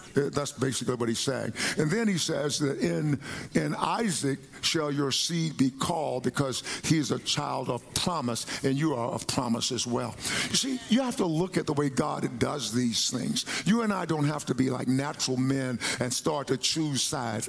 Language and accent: English; Palestine, Texas, United States; I grew up in Palestine, Texas.